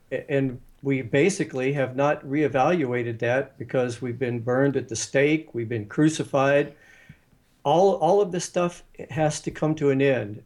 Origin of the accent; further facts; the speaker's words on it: West Virginia, United States; I grew up in West by God, Virginia